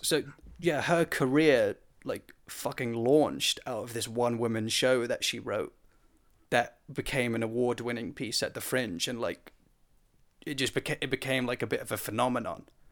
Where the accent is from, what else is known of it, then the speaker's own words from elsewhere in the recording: United Kingdom; me being British